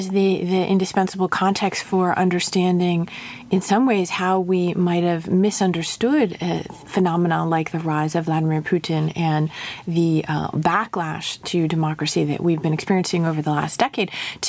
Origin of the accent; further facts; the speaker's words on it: Montclair, New Jersey, United States; I grew up in Montclair, New Jersey.